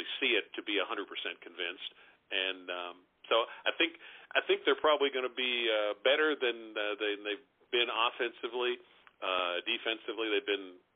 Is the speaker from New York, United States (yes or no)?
no; Paris, Kentucky, United States; I grew up in Paris, which is a small town north of Lexington, about 20 minutes